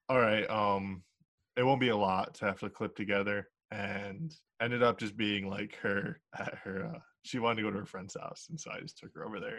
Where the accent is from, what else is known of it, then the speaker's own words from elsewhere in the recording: Jackson, Michigan, United States; i'm um, from jackson